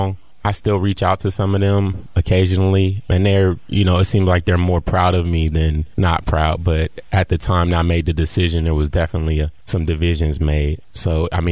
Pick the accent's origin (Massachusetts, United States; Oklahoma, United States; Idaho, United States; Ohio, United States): Ohio, United States; Columbus; I'm from Columbus. I'm a Columbus kid. Grew up on the east side of Columbus with my mom and my brother